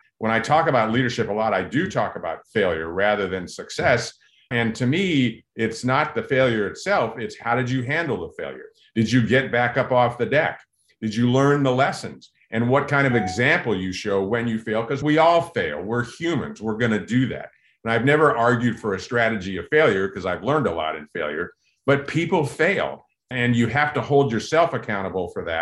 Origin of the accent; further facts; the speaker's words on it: Southern California, United States; growing up in Southern California